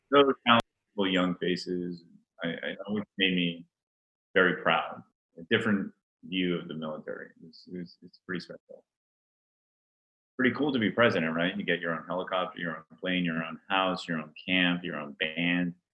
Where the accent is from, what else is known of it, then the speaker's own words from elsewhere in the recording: Rhode Island, United States; And by the way, I grew up in Rhode Island, right? so, with all due respect to my fellow family and Rhode Islanders, I don't know really how that happened, but I, I did not pick up on that fantastic accent.